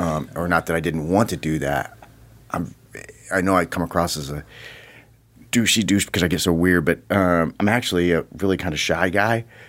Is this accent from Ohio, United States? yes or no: no; South Bend, Indiana, United States; moved away as an adult; I moved, uh, to the South Bend area when I was ten